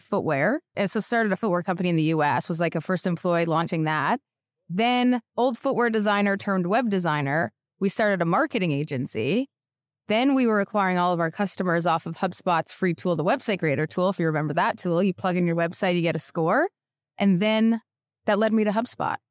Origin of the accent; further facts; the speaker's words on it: Canada; moved away as an adult; now in United States; I'm Canadian